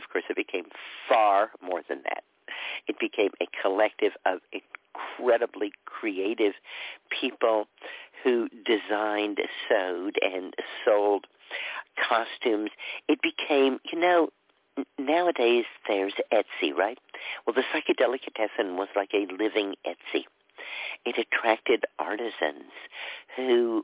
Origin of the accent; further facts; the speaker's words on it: Dallas, Texas, United States; moved away; also born or lived in California / New York; I grew up in Dallas. We certainly weren't in the downtown part of Dallas. We were out in a suburb